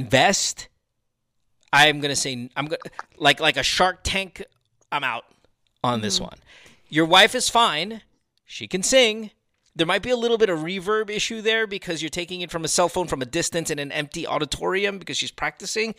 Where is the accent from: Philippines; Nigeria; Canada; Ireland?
Philippines; we're a musical people